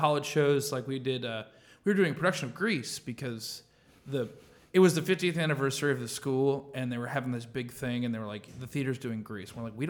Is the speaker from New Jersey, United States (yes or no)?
no; Missouri, United States; I'm the one from Missouri. I'm the hometown, like white bread boy here.